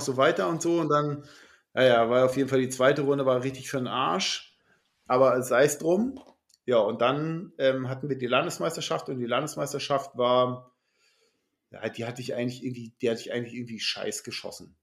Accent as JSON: {"language": "German", "region": "Schleswig-Holstein", "country": "Germany", "said": "als Schleswig-Holsteiner"}